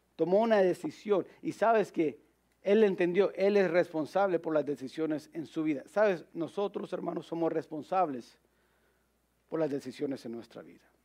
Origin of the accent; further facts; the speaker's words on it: United States; como americanos